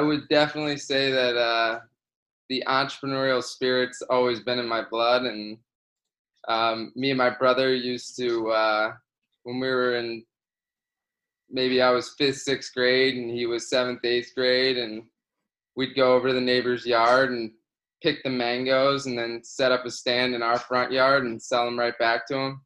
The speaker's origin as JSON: {"language": "English", "region": "Florida", "country": "United States", "tie": "born or raised there", "moved": "as an adult", "said": "I grew up in Florida"}